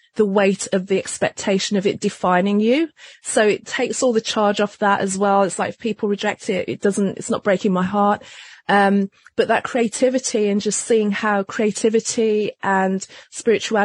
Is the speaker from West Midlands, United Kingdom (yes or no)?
yes; Wolverhampton, West Midlands, United Kingdom; moved away; also born or lived in London; I was born in London, but I actually grew up in a very small town outside of London called Wolverhampton